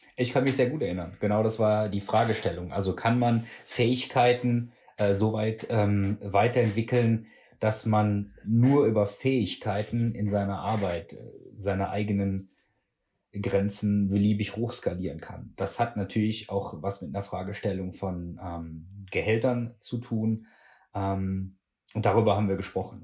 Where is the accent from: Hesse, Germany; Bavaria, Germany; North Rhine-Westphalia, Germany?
North Rhine-Westphalia, Germany; Würselen; also born or lived in Cologne; ich komme aus Würselen